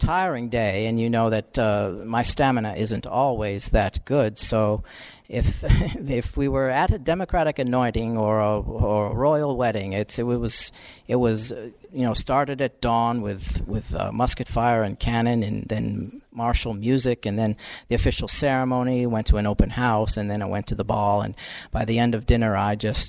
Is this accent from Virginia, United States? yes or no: yes; Virginia, United States; accent: Virginia; I'll get rid of my Virginia accent.